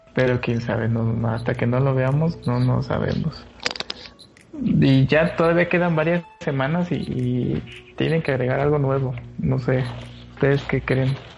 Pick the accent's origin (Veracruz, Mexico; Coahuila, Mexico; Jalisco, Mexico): Veracruz, Mexico; now in Oaxaca, Mexico; estoy en Oaxaca, pero pero yo soy de Veracruz